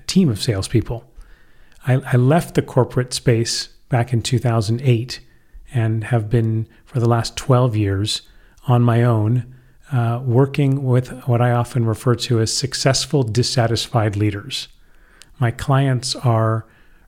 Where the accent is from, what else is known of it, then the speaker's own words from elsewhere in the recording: San Francisco, California, United States; moved away as an adult; now in Madrid, Spain; I'm originally from San Francisco, California, and have been living in Madrid, Spain for over 30 years